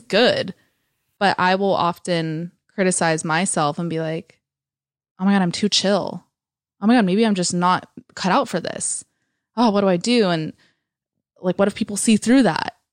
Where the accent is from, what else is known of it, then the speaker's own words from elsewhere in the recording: East Bay area, California, United States; moved away as an adult; also born or lived in San Francisco; now in Los Angeles, United States; I was born and raised in the East Bay area, and I moved out of there when I was eighteen into actual San Francisco